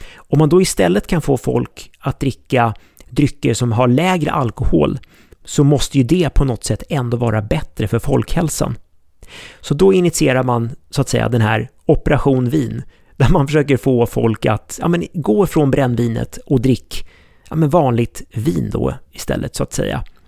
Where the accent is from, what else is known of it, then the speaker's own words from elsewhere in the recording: Sweden; oss svenskar